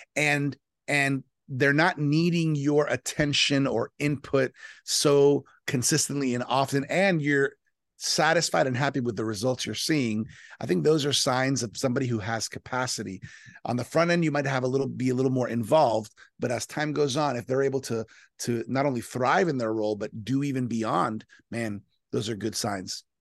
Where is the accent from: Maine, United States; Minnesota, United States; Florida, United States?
Florida, United States; South; born and raised in South Florida to Colombian parents